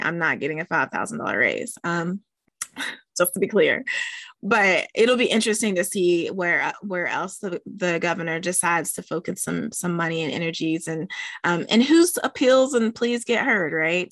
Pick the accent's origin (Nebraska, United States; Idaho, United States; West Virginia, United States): West Virginia, United States; my home state of West Virginia